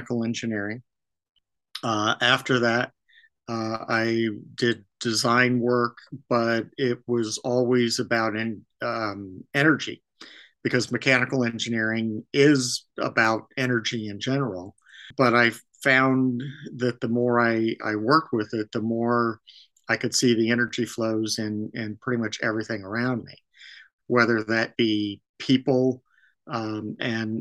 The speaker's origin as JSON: {"language": "English", "region": "Northern California", "country": "United States", "tie": "born or raised there", "said": "I grew up in Northern California."}